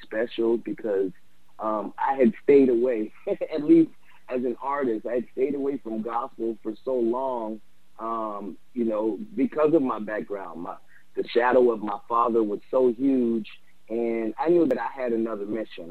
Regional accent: New Orleans, Louisiana, United States; me growing up in New Orleans, I had music all over the place

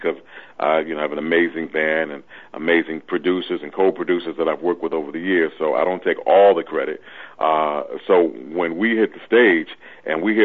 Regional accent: New York City, New York, United States; also born or lived in Richmond, Virginia; I'm born and raised and bred in Brooklyn, New York

